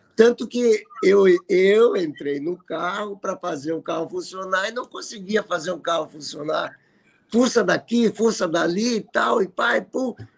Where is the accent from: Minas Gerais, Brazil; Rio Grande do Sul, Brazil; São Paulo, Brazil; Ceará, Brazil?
Rio Grande do Sul, Brazil; Porto Alegre; sou aqui de Porto Alegre.